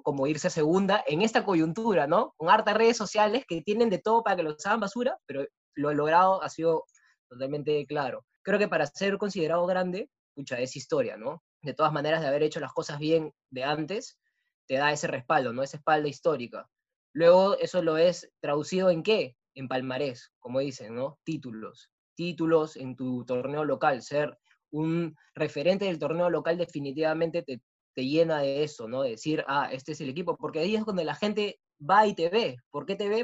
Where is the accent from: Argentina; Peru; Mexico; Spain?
Peru; como peruano